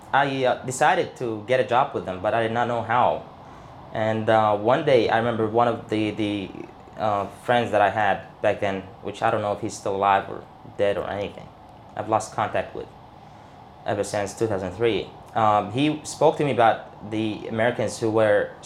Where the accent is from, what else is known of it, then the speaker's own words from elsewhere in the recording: Baghdad, Baghdad Governorate, Iraq; I was born and raised in Baghdad, Saddam City, in 1985, September 2nd